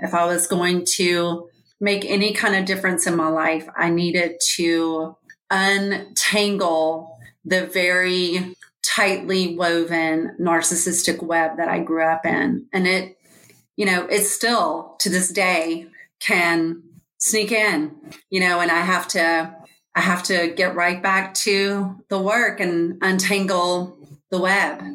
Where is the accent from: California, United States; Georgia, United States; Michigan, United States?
Georgia, United States; I am from Georgia.